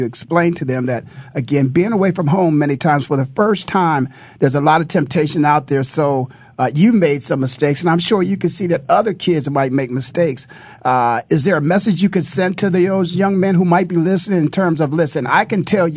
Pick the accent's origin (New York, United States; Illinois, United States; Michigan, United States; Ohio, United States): Ohio, United States; Canton; when I grew up in Canton, Ohio, a young man lived across the street from me